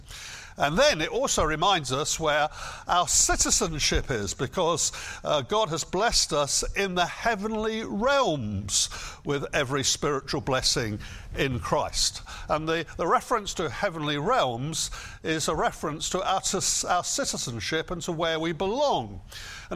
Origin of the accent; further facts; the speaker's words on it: United Kingdom; I am a British citizen.